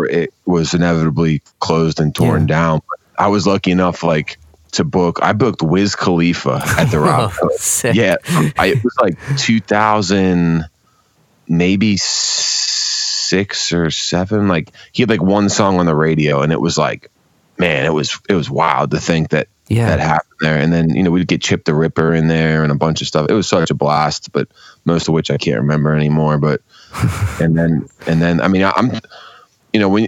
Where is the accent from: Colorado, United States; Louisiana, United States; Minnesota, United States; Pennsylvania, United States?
Pennsylvania, United States; Pittsburgh; now in Cleveland, United States; I grew up in Pittsburgh. I have a bunch of family in Buffalo, and then I've lived in Cleveland about half my life now